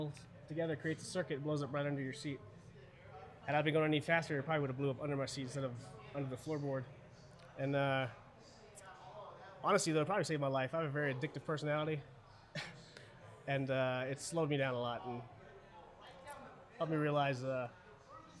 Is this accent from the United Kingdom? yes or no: no; Germany; now in United States; I was born in Germany, 100%. Both my parents are German